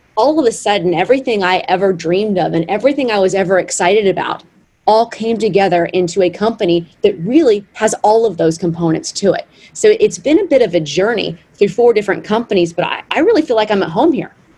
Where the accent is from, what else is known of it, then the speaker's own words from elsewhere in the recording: Arkansas, United States; growing up in Arkansas, my father was a builder. He built the house that I grew up